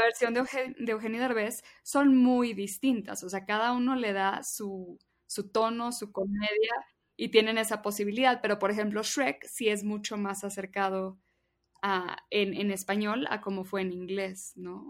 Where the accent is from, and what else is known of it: Mexico